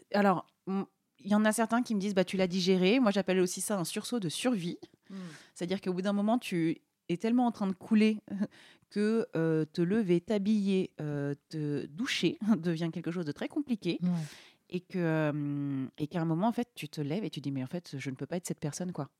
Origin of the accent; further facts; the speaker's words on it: Normandy, France; moved away; vers chez moi en Normandie